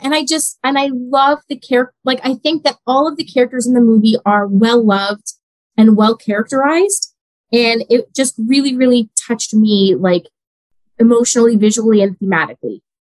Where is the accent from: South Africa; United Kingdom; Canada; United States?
Canada; I was born in Canada, but my mom was born in Italy. So I'm first mm. generation Canadian on her side